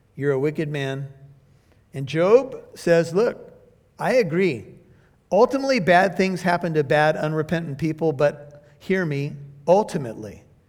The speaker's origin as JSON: {"language": "English", "country": "United States", "said": "I'm an American"}